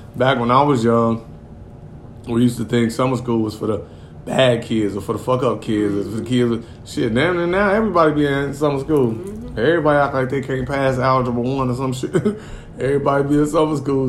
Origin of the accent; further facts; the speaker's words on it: Gary, Indiana, United States; also born or lived in Wisconsin; I grew up in Gary, Indiana, cuz it ain't a whole lot to do in the G